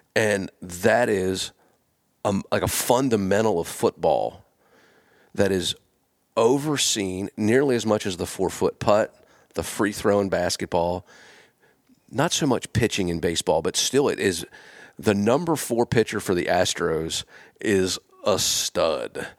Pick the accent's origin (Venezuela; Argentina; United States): United States; Pennsylvania; moved away as an adult; also born or lived in Starkville, Mississippi; I'm from Pennsylvania.